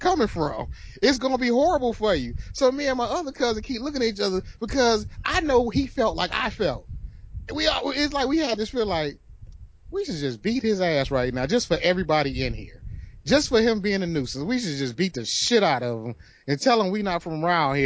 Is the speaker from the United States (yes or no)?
yes; Detroit, Michigan, United States; we're from Detroit